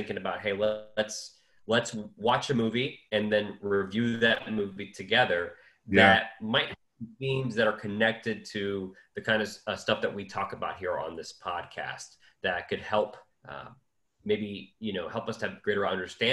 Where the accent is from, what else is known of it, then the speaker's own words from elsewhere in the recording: United States; coming from being an American, right? Growing up in the 9/11 and post 9/11 world